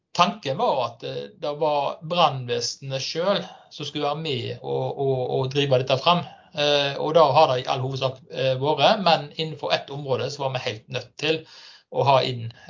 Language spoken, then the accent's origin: Norwegian; Stord, Vestland, Norway; now in Fusa, Norway; vestlending. Kommer fra Stord, bor i Fusa og jobber på Haugalandet